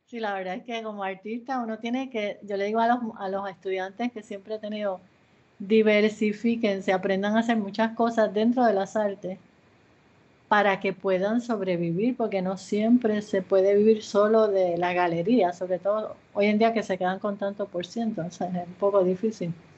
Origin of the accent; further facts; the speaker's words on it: Puerto Rico; moved away as an adult; also born or lived in Ponce, Puerto Rico / Yauco, Puerto Rico / San Juan, Puerto Rico / Los Angeles, United States; Yo nací en Ponce, Puerto Rico